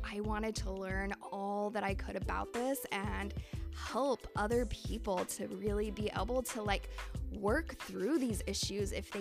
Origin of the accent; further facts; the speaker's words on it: Salt Lake City, Utah, United States; I grew up in Salt Lake City, Utah